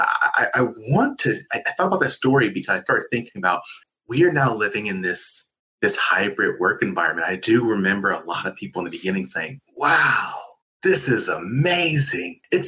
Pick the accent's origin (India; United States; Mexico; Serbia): United States; California; moved away as an adult; also born or lived in Iowa; I'm from California, and I very rarely grew up around snow at all.